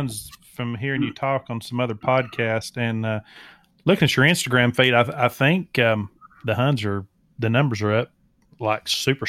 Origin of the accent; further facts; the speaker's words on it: the South, United States; I'm being from the South, I'm a covey hunter